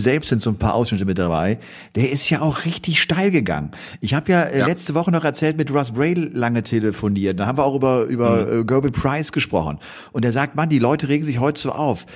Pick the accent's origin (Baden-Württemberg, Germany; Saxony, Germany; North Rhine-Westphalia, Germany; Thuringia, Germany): North Rhine-Westphalia, Germany; Bergisch Gladbach; ich komme ja aus der Gegend äh, Köln, bin ja in Bergisch Gladbach geboren. Das ist ein Heimspiel für mich